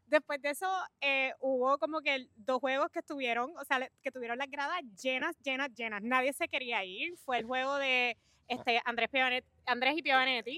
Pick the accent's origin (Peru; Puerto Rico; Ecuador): Puerto Rico; nosotros somos como puertorriqueños